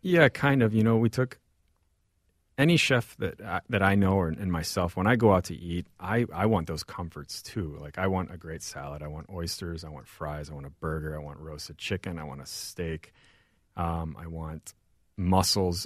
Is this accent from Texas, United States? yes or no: no; St. Louis, Missouri, United States; also born or lived in Mexico City, Mexico / Mérida, Yucatán, Mexico; now in Minneapolis, United States; So I grew up in Saint Louis.